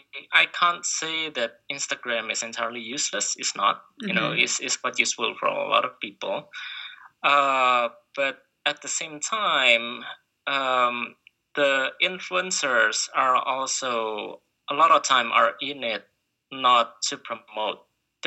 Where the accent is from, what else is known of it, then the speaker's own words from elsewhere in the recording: Indonesia; Well, can't give up rice because I'm from Indonesia.